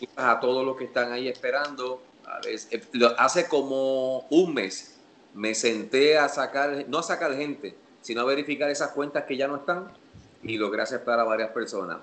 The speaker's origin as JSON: {"language": "Spanish", "country": "Puerto Rico", "tie": "born or raised there", "said": "En Puerto Rico, para la época en la que yo me criaba"}